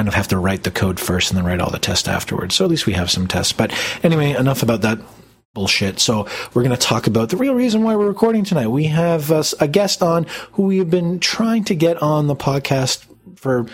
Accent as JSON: {"language": "English", "country": "Canada", "said": "being Canadian"}